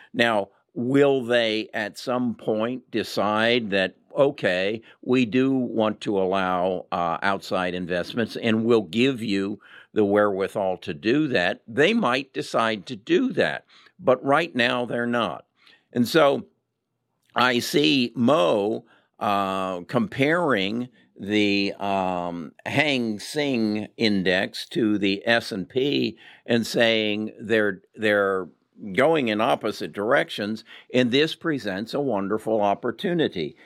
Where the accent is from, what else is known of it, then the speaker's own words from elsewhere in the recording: United States; we as American investors